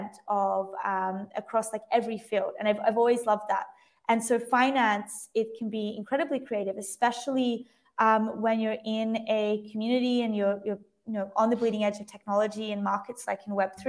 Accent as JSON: {"language": "English", "town": "Lennox Head", "region": "New South Wales", "country": "Australia", "tie": "born or raised there", "also_born_or_lived": "Sydney", "said": "I'm from Australia, and the majority of it from like very young to around 10 or 11, I grew up in a really small beach town on the east coast of Australia called Lennox Head"}